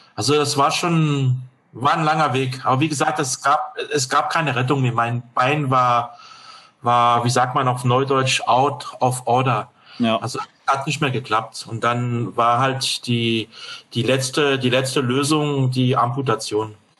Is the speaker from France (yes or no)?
yes; France; German is a second language; moved away as an adult; now in Germany; gebürtiger Franzose, lebe seit 1984 in Deutschland